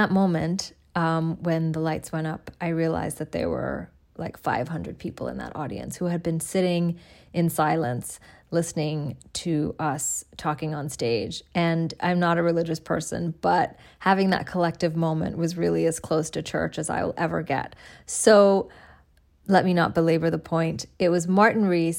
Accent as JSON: {"language": "English", "town": "Dhaka", "region": "Dhaka Division", "country": "Bangladesh", "tie": "born or raised there", "said": "my hometown of Dhaka, Bangladesh"}